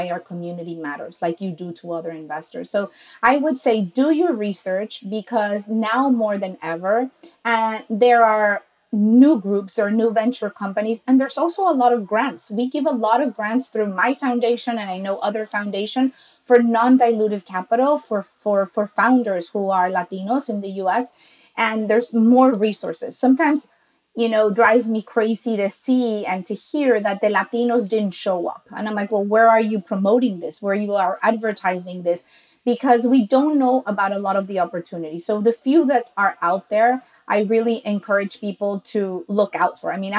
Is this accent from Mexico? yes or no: yes; Mexico; I'm Mexican